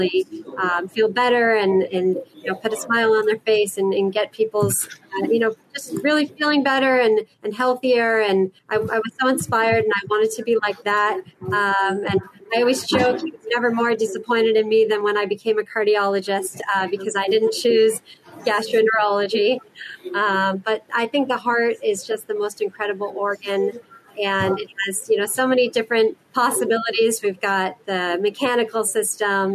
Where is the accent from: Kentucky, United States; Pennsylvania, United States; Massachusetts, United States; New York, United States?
Massachusetts, United States; Boston; moved away as an adult; now in West Coast, United States; I'm born and raised in Boston, Massachusetts, and lived there my whole life.